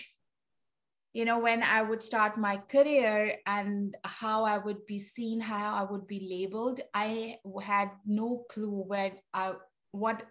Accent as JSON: {"language": "English", "country": "Pakistan", "tie": "born or raised there", "moved": "yes", "lives_now": "United States", "said": "I'm originally from Pakistan"}